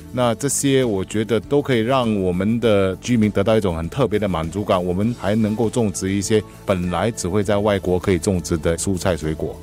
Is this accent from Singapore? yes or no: yes; Singapore; 我们新加坡人